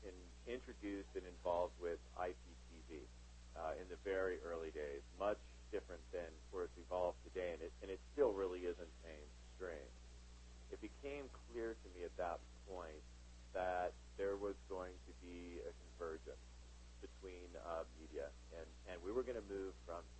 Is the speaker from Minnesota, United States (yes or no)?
no; Southern California, United States; born and raised in Southern California